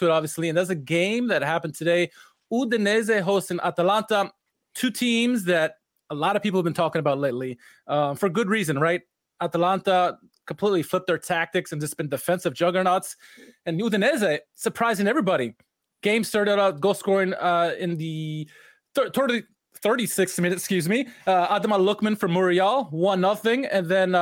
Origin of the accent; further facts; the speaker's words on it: United States; I'm an American